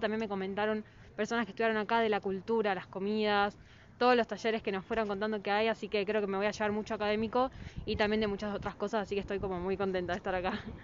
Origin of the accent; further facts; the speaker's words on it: Argentina; moved away as an adult; also born or lived in Buenos Aires; now in Mexico City, Mexico; de Argentina